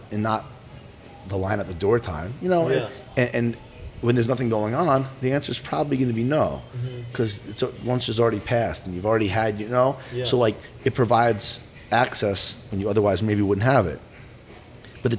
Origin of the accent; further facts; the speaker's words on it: New Jersey, United States; pizzerias that I grew up with in Jersey